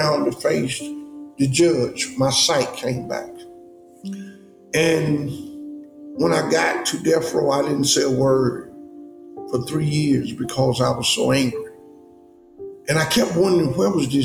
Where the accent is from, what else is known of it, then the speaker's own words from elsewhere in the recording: Birmingham, Alabama, United States; I was born in Birmingham, Alabama.